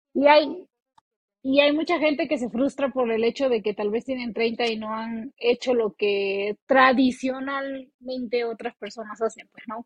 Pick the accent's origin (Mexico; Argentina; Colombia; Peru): Peru; moved away as an adult; now in United States; cuando yo recién vine acá a Estados Unidos y busqué un trabajo, yo no me podía dar ese lujo que me daba en Perú